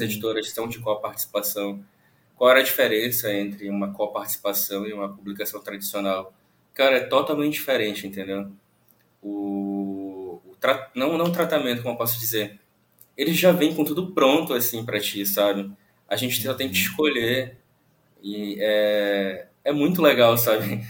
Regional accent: Santarém, Pará, Brazil; eu sou de Santarém, no interior do Pará.

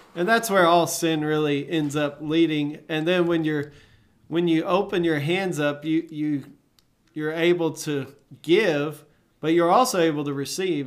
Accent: Arlington, Texas, United States; growing up in Arlington, Fort Worth, Dallas, Fort Worth area

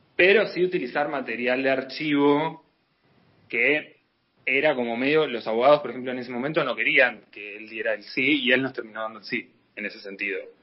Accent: Argentina; como buen argentino

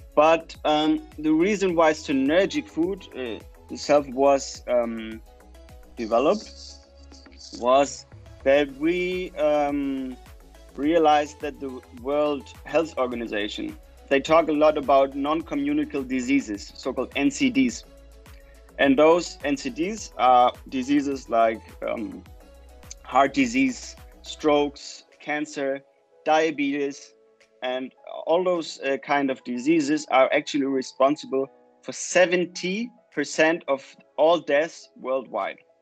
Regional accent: Germany; moved away as an adult; also born or lived in Chile; now in Copenhagen, Denmark; go back to Germany, uh, to my home country

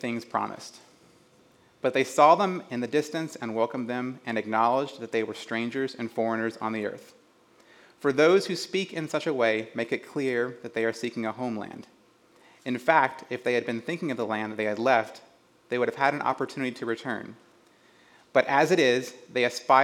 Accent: rural Georgia, United States; moved away as an adult; also born or lived in West Virginia / Southern California; now in Oregon, United States; I was born in West Virginia, and after just a couple of months, my family moved down to rural Georgia. So I grew up in the foothills of the Smoky Mountains

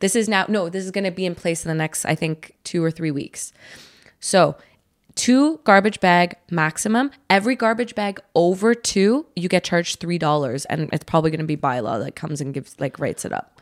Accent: Canada; we're Canadian

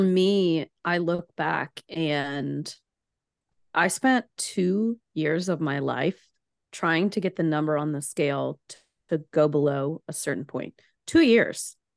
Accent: Chattanooga, Tennessee, United States; also born or lived in Philadelphia; I grew up in Chattanooga, Tennessee

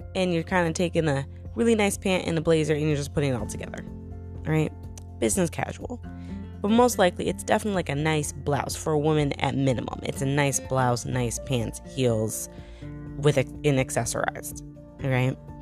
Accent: New York, United States; moved away as an adult; now in Tennessee, United States; I'm from New York originally, and I moved to Tennessee

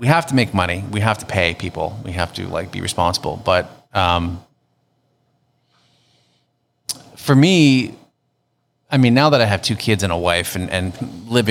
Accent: Hamilton, Ontario, Canada; also born or lived in Toronto; I miss my hometown. And every time I came home to Hamilton

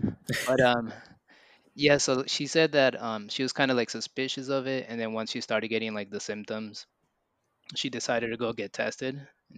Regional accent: Richmond, Virginia, United States; born and raised in Richmond, Virginia, RVA.

